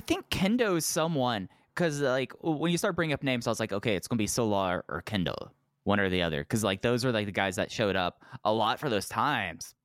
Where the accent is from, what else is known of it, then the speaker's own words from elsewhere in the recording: Dallas, Texas, United States; I'm from Dallas Fort Worth